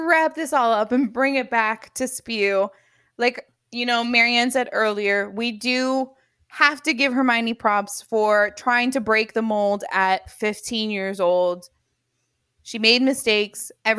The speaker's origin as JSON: {"language": "English", "country": "Cuba"}